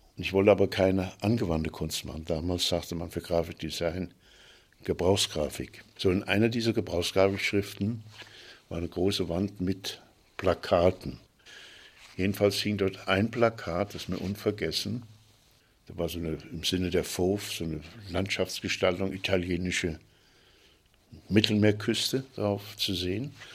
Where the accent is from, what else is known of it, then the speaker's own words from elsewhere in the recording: Fulda, Hesse, Germany; Ich bin 39 geboren in Fulda